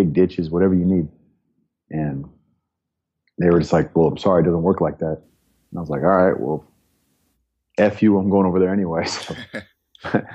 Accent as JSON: {"language": "English", "area": "Bay Area", "region": "California", "country": "United States", "tie": "born or raised there", "said": "I grew up in California, up in the Bay Area"}